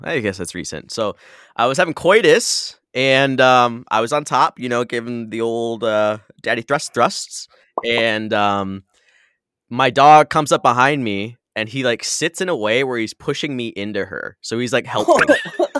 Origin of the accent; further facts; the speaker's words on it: Michigan, United States; now in San Diego, United States; I grew up in Michigan